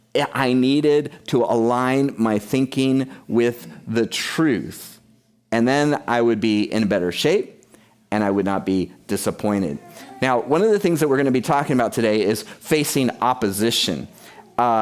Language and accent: English; United States; I'm American